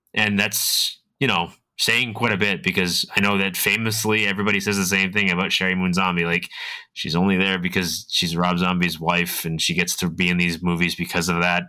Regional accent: Massachusetts, United States; I'm from New England. I'm from Massachusetts.

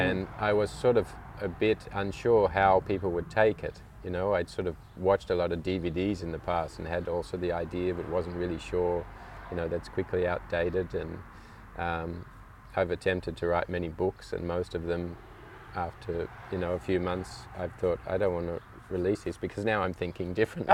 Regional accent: Australia; also born or lived in United Kingdom; now in Langenboom, Netherlands; I was actually born in the UK, and my parents emigrated to Australia just before I was one year old. Mm-hmm. So I grew up in Australia

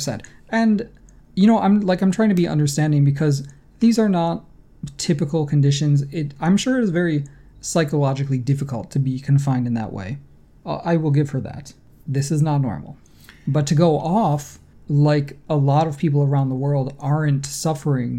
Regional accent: New York, United States; I grew up in New York State

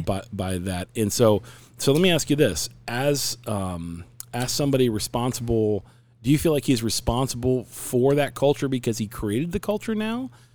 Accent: Cincinnati, Ohio, United States; now in Phoenix, United States; I'm a Cincinnati boy, so born and raised in Ohio

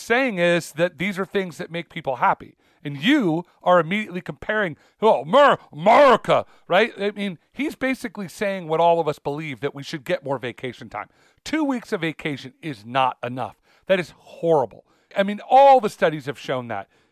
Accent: United States

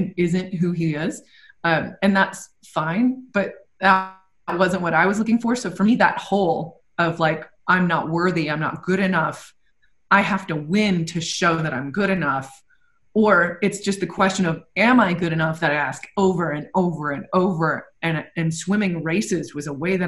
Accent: New England, United States; growing up in New England

